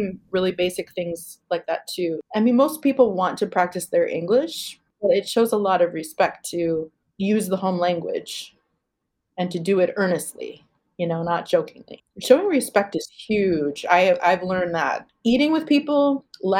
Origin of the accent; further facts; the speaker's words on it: United States; I'm clearly delineated as American woman.